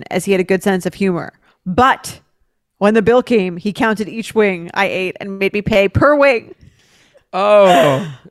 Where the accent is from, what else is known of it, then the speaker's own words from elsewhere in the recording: New York City, New York, United States; I'm from New York City. I'm in grad school for in the Midwest